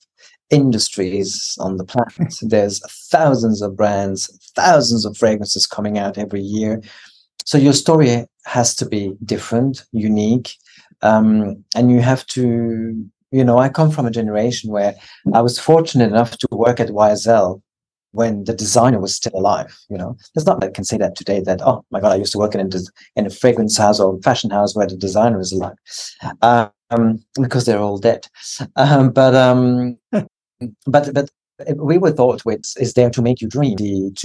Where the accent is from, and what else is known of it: France; moved away as an adult; now in Australia